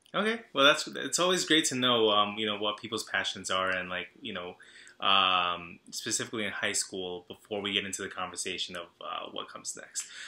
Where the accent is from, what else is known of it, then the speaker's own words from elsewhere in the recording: Long Island, New York, United States; I'm from Long Island. I grew up in a town that was very uh, Salvadoran